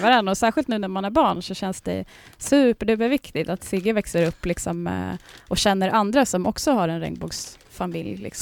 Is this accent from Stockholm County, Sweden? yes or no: no; Västerås, Västmanland, Sweden; now in Trosa, Sweden; jag kommer från Västerås eh, från början